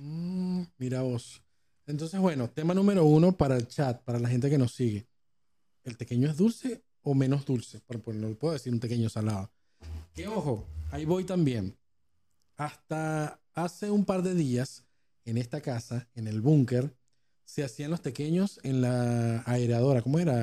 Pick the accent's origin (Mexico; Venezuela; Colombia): Venezuela; now in Argentina; nosotros como venezolanos